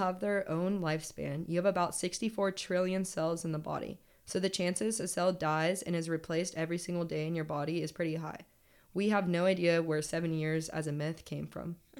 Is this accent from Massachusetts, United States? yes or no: no; California, United States; moved away as an adult; I'm from California